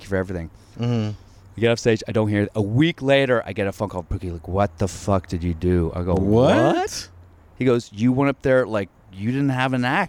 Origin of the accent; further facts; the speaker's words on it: Alexandria, Virginia, United States; No, I grew up in Alexandria. So I went to T.C. Williams.